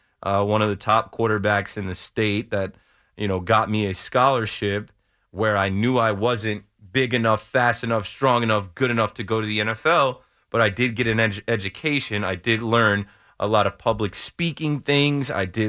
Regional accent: New Jersey, United States; now in Hudson County, United States; I'm from the Shore area. I live in Hudson County now.

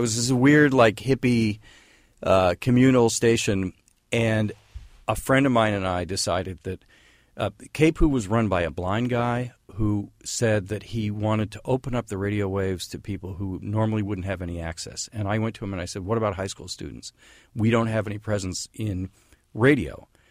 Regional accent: San Francisco, California, United States; moved away as an adult; also born or lived in New York; I grew up in San Francisco

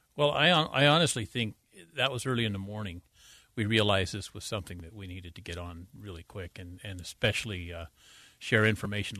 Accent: Davis County, Utah, United States; also born or lived in Wasatch Back, Utah; I grew up in Davis County

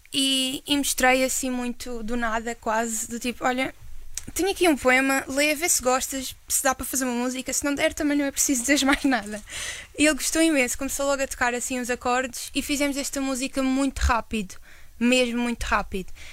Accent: Madeira, Portugal; moved away; eu sou da Madeira

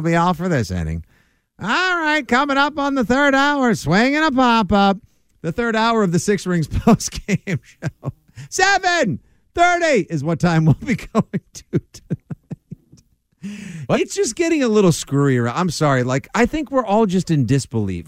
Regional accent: South Shore, Massachusetts, United States; I'm from the South Shore. We only swear at people we care about.

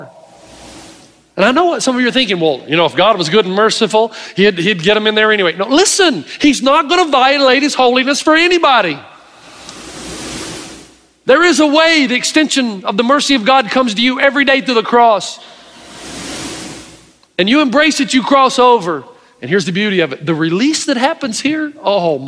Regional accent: East Tennessee, United States; growing up in East Tennessee

